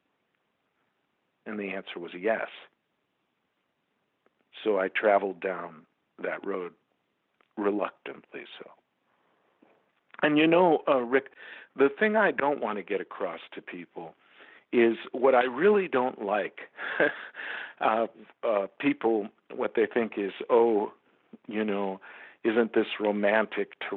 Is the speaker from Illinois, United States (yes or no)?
yes; Chicago, Illinois, United States; moved away; But I grew up in America. The land that we're talking about was Chicago